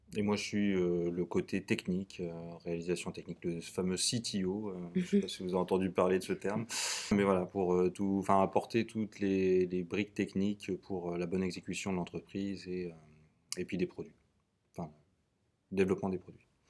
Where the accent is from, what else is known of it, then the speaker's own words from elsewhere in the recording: Tours, Centre-Val de Loire, France; also born or lived in Blois / Nantes; je viens euh, d'une petite bourgade euh, au centre de la France qui s'appelle Tours. Voilà, je suis né à Tours